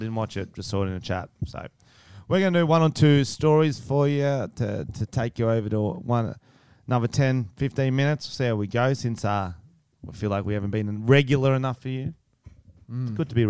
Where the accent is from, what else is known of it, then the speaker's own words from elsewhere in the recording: Wollongong, New South Wales, Australia; I'm from Wollongong.